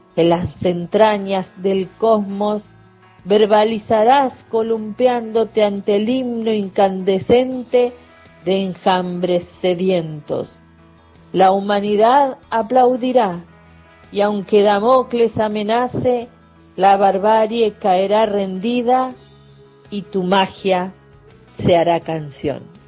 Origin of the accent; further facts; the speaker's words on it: Chasicó, Buenos Aires Province, Argentina; Nací en Chacicó, un pueblito, una zona rural cerca de Bahía Blanca